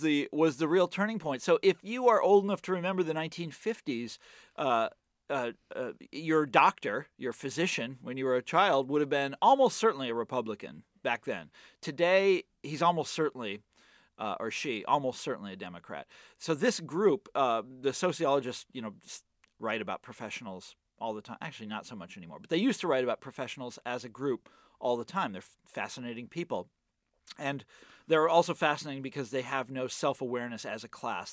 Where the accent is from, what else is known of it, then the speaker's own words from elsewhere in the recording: Kansas City, United States; moved away; my hometown